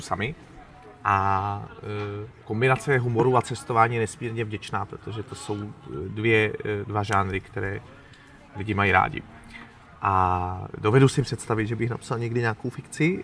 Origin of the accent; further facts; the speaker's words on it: České Budějovice, South Bohemian Region, Czechia; now in Prague, Czech Republic; když jsem vyrůstal v devadesátých letech v Českých Budějovicích